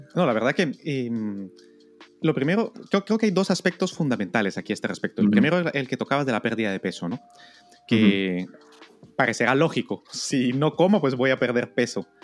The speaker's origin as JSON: {"language": "Spanish", "country": "Guatemala", "tie": "born or raised there", "said": "yo crecí en Guatemala"}